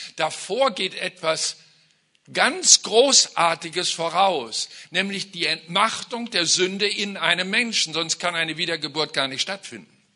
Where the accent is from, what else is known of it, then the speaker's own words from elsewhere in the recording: Germany; als Deutsche